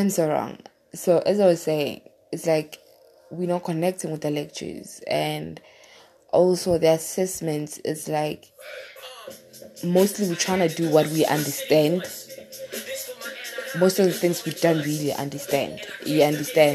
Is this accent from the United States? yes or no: no; South Africa; from South Africa